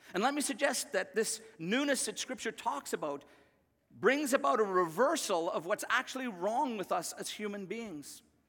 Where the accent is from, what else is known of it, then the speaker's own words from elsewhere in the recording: Northern Ireland, United Kingdom; I remember as a kid growing up in Northern Ireland